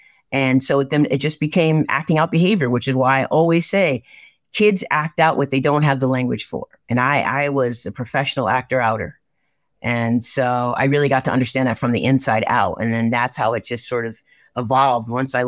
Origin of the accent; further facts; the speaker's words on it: Norwalk, Connecticut, United States; I am from Norwalk, Connecticut, born and raised. I mean, youngest of nine, right?